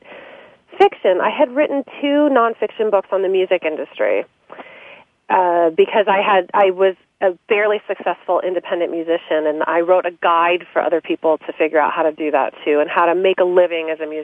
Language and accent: English; San Francisco Bay Area, California, United States; I'm from the San Francisco Bay Area. My father's a professor at Stanford, and I always wrote, and he's written many books on economics. And so writing was definitely always happening in our house